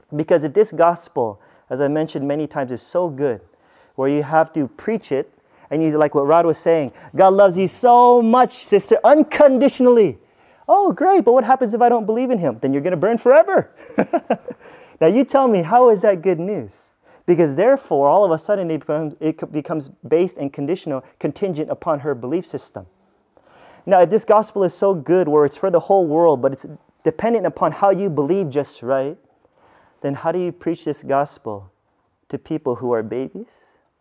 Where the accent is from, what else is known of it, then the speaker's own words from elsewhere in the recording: United States; I grew up in America, where there's a bunch of churches around me